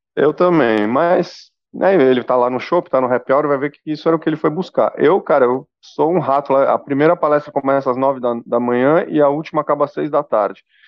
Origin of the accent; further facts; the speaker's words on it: Brazil; also born or lived in São Paulo; A gente é brasileiro